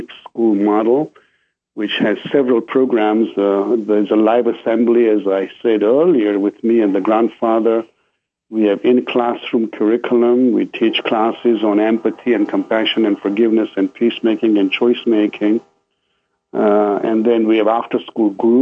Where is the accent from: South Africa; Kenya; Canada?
Kenya; moved away; also born or lived in England; I grew up in Kenya.